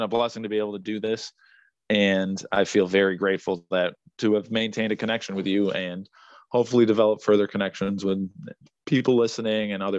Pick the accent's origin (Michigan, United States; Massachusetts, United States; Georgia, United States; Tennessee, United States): Massachusetts, United States; Springfield; I'm born and raised in Springfield. That's where I am currently.